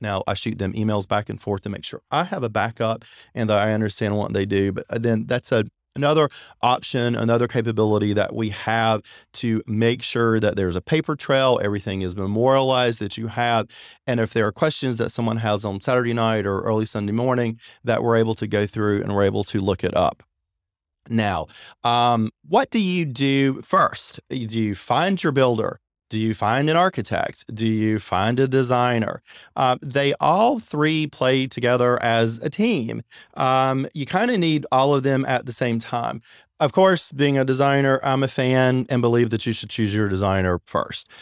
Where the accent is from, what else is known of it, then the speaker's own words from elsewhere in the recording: Apex, North Carolina, United States; also born or lived in Long Beach, California; I'm actually from Apex, North Carolina, so I'm very familiar with the Raleigh, Durham area and with Cary. I've been here forever.